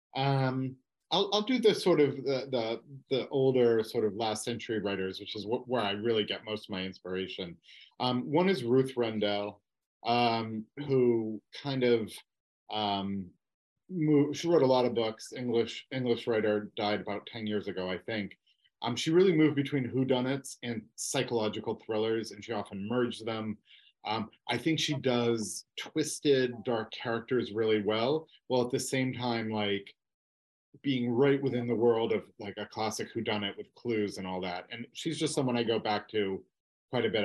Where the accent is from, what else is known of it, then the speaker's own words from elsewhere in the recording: Massachusetts, United States; I grew up in Massachusetts